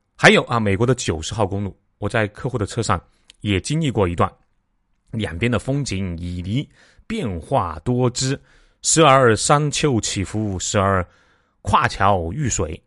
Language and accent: Chinese; China; 我们中国人